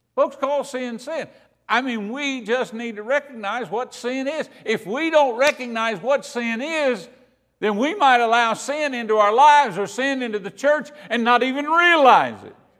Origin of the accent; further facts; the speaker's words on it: Kentucky, United States; I'm from Kentucky